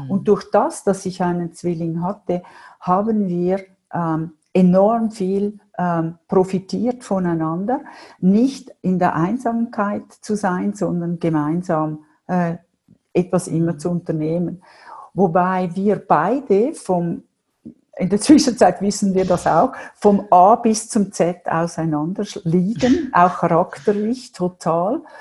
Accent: Winterthur, Zurich, Switzerland; ich bin aufgewachsen in Winterthur. Ich komme aus einem Vier-Mädel-Haushalt.

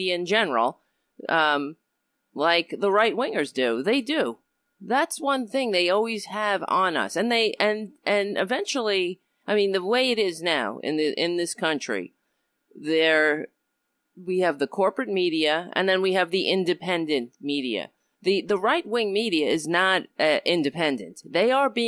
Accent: New York City, New York, United States; I was born in Brooklyn, New York

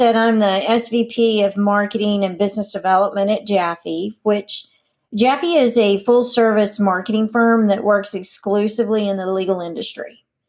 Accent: Amarillo, Texas, United States; now in Dallas, United States; I'm originally from Amarillo, born and raised, so what most would consider a small town.

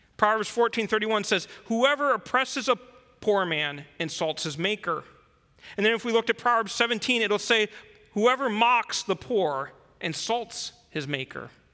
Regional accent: United States; moved away as an adult; now in China; as an American, somebody who lived there my whole life before I came to China

